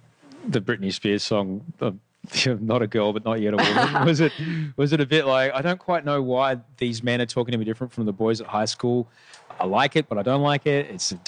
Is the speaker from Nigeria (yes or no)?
no; Brisbane, Queensland, Australia; I didn't know anybody who was Islamic growing up in Brisbane.